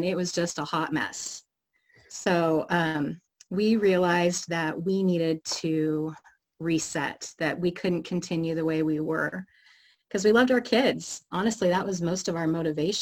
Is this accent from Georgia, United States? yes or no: no; Oregon, United States; moved away as an adult; now in Seattle, United States; Grew up in Oregon